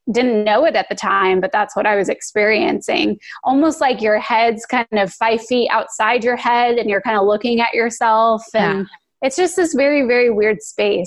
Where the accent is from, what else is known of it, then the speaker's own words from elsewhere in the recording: Phoenix, Arizona, United States; moved away as an adult; also born or lived in Los Angeles; I hated growing up in Phoenix